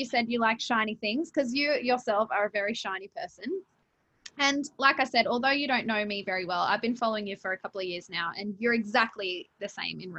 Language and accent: English; Australia; I'm born and raised in Australia